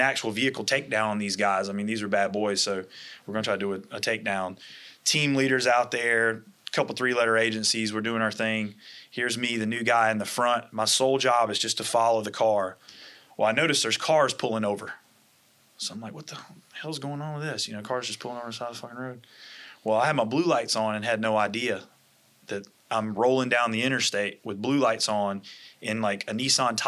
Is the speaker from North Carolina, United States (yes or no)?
yes; Wilson, North Carolina, United States; moved away; also born or lived in Florida; Initially in a smaller town, population maybe 40,000, 50,000. Wilson, North Carolina is about 2 hours from here, right outside of Raleigh